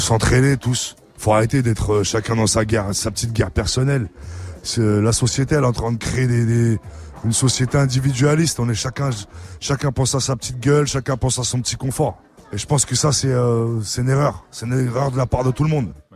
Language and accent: French; Vitry-sur-Seine, Île-de-France, France; je viens de Vitry, je viens des pires quartiers de Vitry.